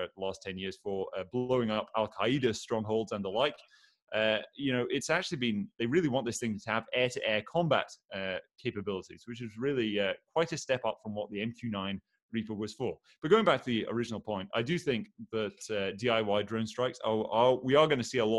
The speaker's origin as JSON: {"language": "English", "town": "Aberdeen", "region": "Scotland", "country": "United Kingdom", "tie": "born or raised there", "said": "I am from Aberdeen, which is a big oil town"}